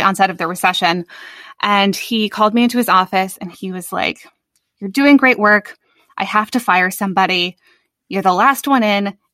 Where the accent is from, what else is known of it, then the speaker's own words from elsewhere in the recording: Chicago suburbs, Illinois, United States; moved away as an adult; now in New York, United States; I grew up in the Chicago suburbs